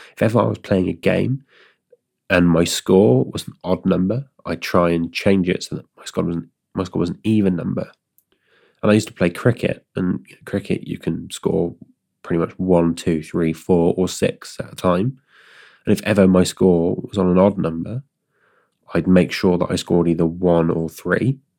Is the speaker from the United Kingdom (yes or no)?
yes; Stroud, South West England, United Kingdom; my hometown